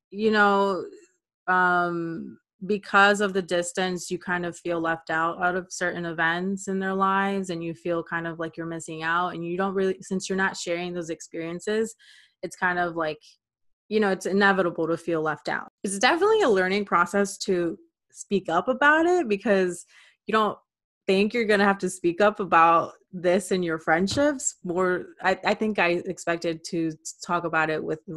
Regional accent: Clearwater, Florida, United States; moved away as an adult; now in Miami, United States; i experienced it when i moved from Clearwater to Miami.

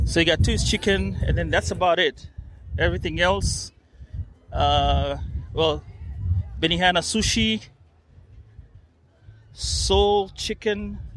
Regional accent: Kenya; All right. I'm from Kenya.

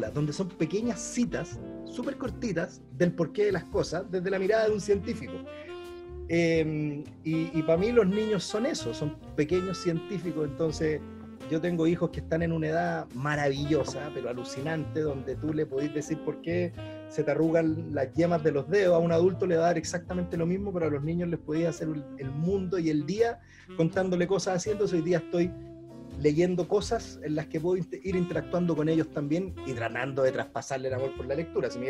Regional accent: Chile; Yo soy cocinero chileno eh, y así me reconozco y así me presento y toda mi vida de cocinero he estado ligado al mundo de la cocina chilena.

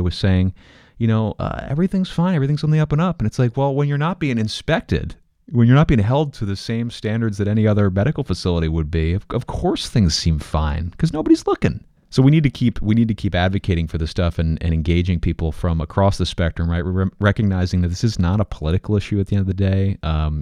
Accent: Pennsylvania, United States; moved away; I'm originally from Pennsylvania

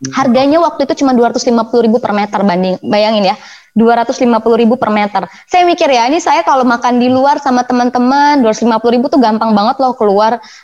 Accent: Jakarta, Indonesia; also born or lived in Bandung; kuliah saya di Bandung rumah saya di Jakarta Selatan

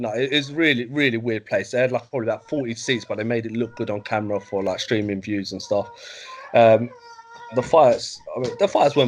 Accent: London, United Kingdom; I was brought up near Upton Park

